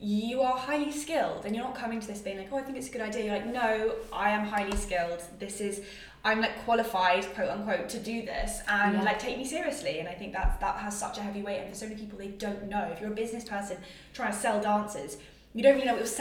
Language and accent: English; United Kingdom; British people